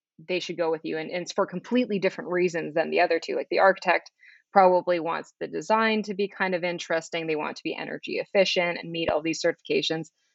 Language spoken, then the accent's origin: English; Flin Flon, Manitoba, Canada; also born or lived in Winnipeg; now in Toronto, Canada; I'm from Flin Flon, Manitoba. It's a tiny northern town, 800 kilometers north of absolutely anything. But yeah, so I'm originally from Flin Flon